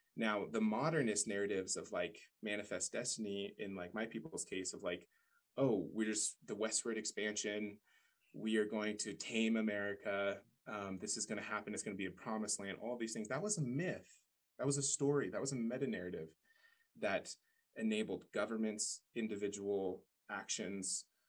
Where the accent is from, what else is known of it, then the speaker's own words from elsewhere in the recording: Paradise, California, United States; I grew up in Paradise, California, or right around there. Went to high school there